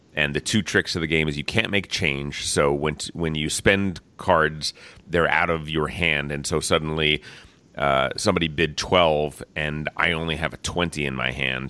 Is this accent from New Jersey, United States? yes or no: yes; New Jersey, United States; moved away; I am from New Jersey originally